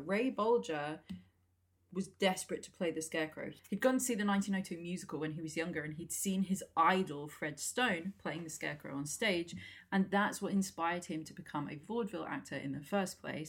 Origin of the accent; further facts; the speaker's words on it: England, United Kingdom; I keep saying aluminum. We're English.